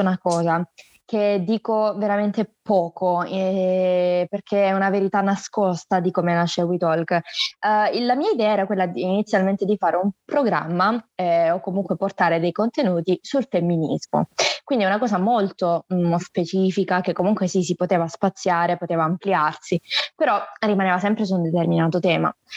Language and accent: Italian; Salento, province of Lecce, Apulia, Italy; also born or lived in Varese, Lombardy; Sono nata a Varese, in Lombardia, ma poi per eh, via del lavoro del mio papà ci siamo trasferiti in Salento, eh, in provincia di Lecce, dove praticamente abito da quando ho due anni